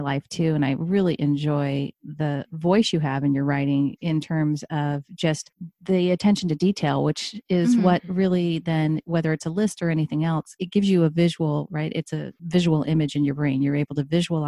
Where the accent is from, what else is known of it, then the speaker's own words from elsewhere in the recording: Midwest, United States; now in Oregon, United States; I grew up in the Midwest